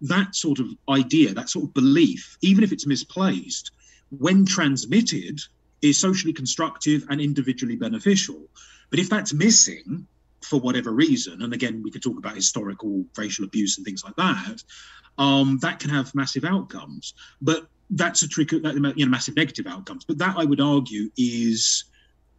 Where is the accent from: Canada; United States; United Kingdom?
United Kingdom; I'm British.